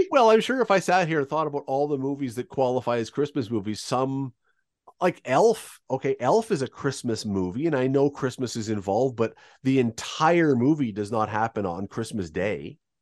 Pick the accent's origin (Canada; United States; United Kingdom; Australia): Canada; Toronto, Ontario; I was growing up in Toronto